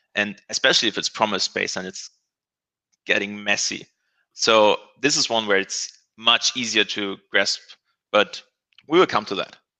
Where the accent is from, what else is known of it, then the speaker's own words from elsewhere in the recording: Germany; I'm from Germany.